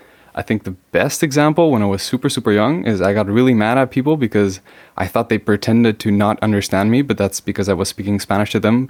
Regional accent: Netherlands; So I grew up in the Netherlands, but my family came half from Spain. So I always grew up as a kind of international kid in a Dutch environment

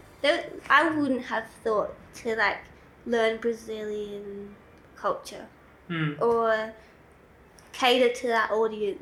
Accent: Australia; also born or lived in Victoria / South Australia / Oxford, England; I grew up in Australia, kind of between Victoria and South Australia

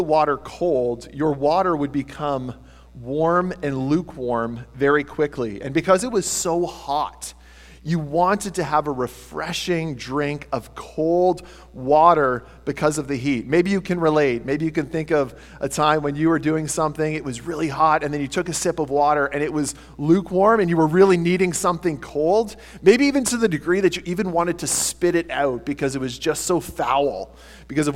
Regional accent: Tillsonburg, Ontario, Canada; I grew up in Tilsonburg.

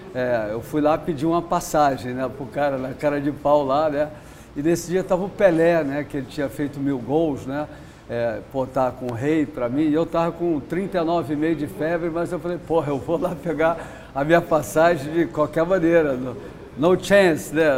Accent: Rio de Janeiro, Brazil; eu nasci no Leblon, na quadra da praia ali

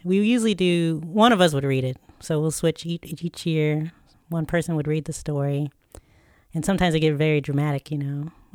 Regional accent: Chesapeake, Virginia, United States; Dollar Tree, which is headquartered in my hometown

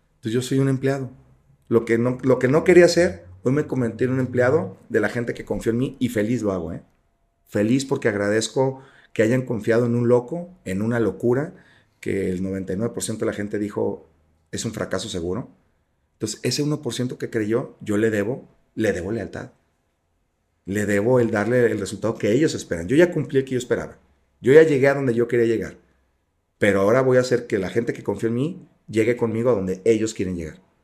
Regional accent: Jalisco, Mexico; Yo soy de Jalisco

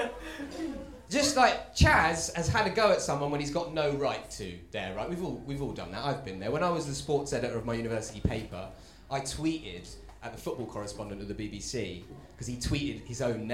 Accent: Stevenage, East of England, United Kingdom; I love my hometown though as well. I'm from a town called Stevenage.

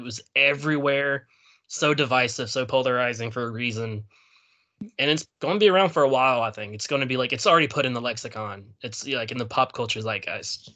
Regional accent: the South, United States; I grew up in the South.

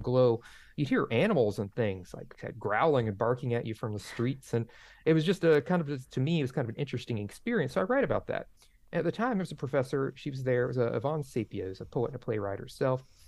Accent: Dixie County, Florida, United States; I grew up in Dixie County, Florida

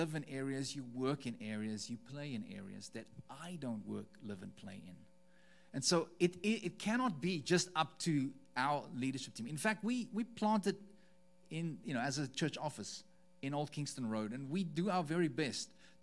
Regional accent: South Africa; moved away; As a South African, someone who, I mean, we've just spent 3 weeks in South Africa, in our home country

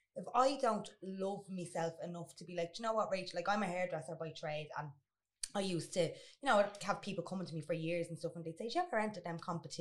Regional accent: Dublin, Leinster, Ireland; I'm from Finglas, and when I was in secondary school

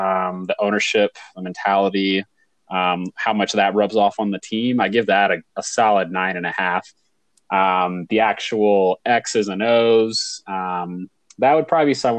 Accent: Virginia, United States; moved away; I'm not reminded of growing up in Virginia

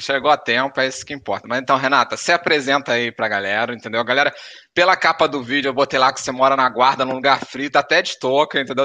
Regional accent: Rio de Janeiro, Brazil; sou carioca ali da gema

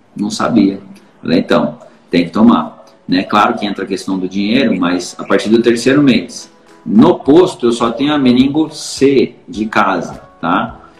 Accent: São Paulo, Brazil; Eu sou de São Paulo

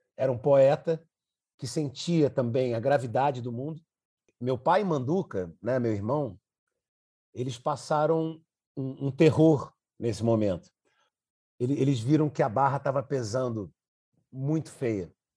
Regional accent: Brazil; enquanto brasileiro

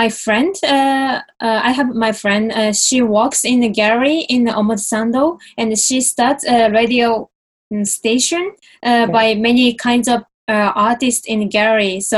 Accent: Tokyo, Japan; I'm from Tokyo, Japan.

